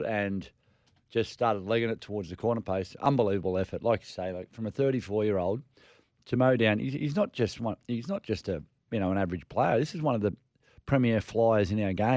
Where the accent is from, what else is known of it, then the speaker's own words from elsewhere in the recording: Queensland, Australia; I'm a Queenslander through and through